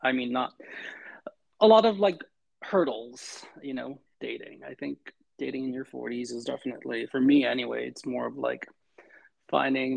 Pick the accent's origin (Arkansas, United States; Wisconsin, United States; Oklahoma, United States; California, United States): California, United States; Los Angeles; also born or lived in New York; I am in not so sunny Los Angeles, California. Angelino, born and raised, have had stints in New York as well